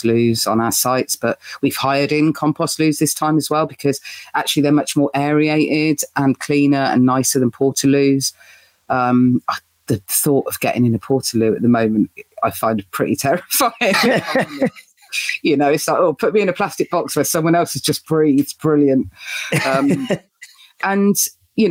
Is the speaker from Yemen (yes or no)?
no; United Kingdom; as British humans